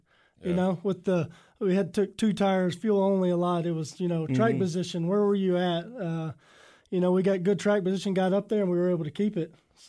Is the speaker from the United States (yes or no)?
yes; Texas, United States; I'm from Texas, and my family raced their whole life, both sides of my family, my mom's, my dad's. My family owns a dirt track in Texas as we speak now.